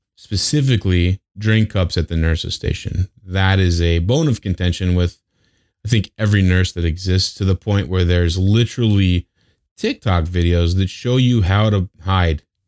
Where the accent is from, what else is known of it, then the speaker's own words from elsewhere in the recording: Wyoming, United States; now in Las Vegas, United States; I grew up in Wyoming